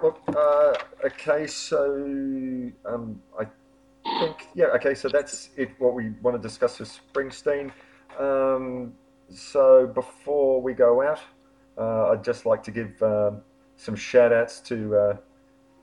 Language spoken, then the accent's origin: English; Melbourne, Victoria, Australia; my hometown, or our hometown of Melbourne.